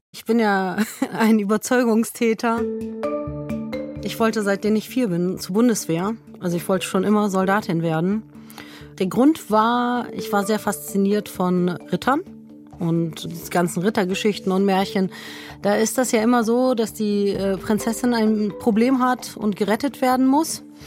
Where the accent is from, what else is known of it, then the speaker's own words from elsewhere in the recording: Lower Saxony, Germany; also born or lived in Bavaria; now in Rhineland, Germany; Ich bin gebürtige Niedersächsin und Wahlrheinländerin